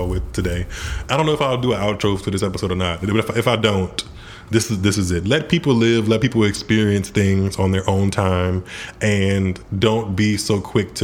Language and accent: English; Southern Louisiana, United States; All of us are from Southern Louisiana